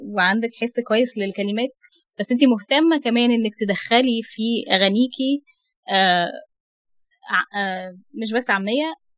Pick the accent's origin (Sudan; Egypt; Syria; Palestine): Egypt; احنا مصريين بنستسهل القاف